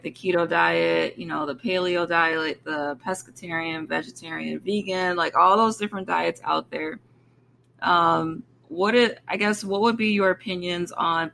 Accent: Michigan, United States; I'm from Michigan, so we don't have hurricanes up here

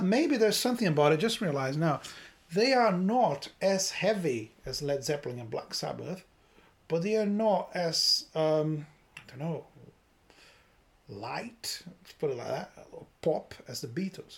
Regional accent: Brazil; moved away; I grew up in Brazil.

